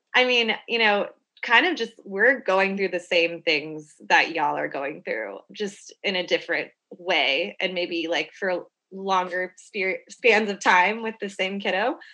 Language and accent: English; Houston, Texas, United States; now in Austin, United States; I'm from Houston